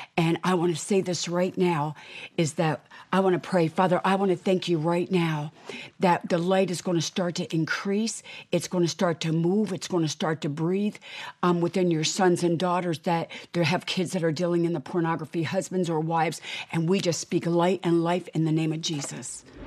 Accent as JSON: {"language": "English", "country": "United States", "said": "I am an American"}